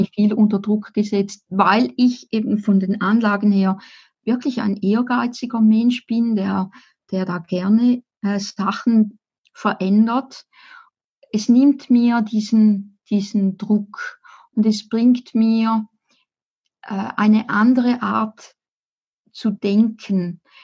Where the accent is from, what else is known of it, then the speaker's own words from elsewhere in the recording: Appenzell, Switzerland; Ich bin im Appenzellerland aufgewachsen